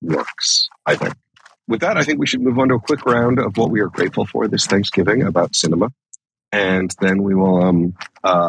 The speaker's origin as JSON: {"language": "English", "region": "Midwest", "country": "United States", "said": "I'm like from the Midwest"}